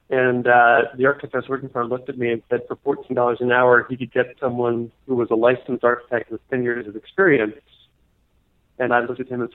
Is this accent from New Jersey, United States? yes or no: yes; New Jersey, United States; also born or lived in Venezuela / Ohio; So I did most of my growing up in New Jersey.